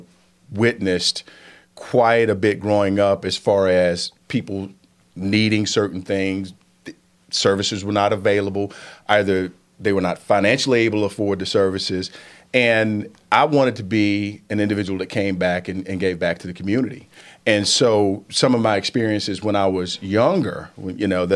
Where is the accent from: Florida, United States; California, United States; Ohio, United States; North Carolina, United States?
North Carolina, United States; Statesville; also born or lived in Washington, D.C. / New York / Los Angeles / Atlanta; I'm from Statesville